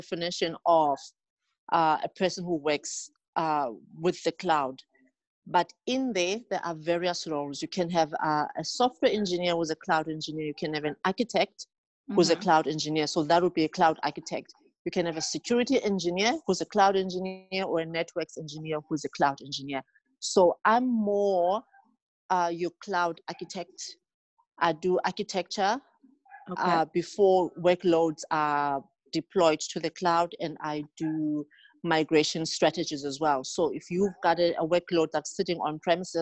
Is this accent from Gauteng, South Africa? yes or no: no; Mdantsane, Eastern Cape, South Africa; moved away as an adult; now in Johannesburg, South Africa; I'm originally from the Eastern Cape township known as Mdansane, just outside East London. Mm-hmm. That's where I grew up.